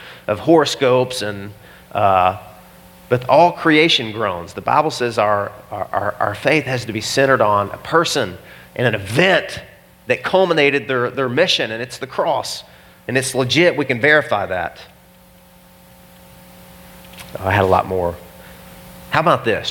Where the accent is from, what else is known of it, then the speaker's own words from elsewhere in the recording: Arkansas, United States; I am from Arkansas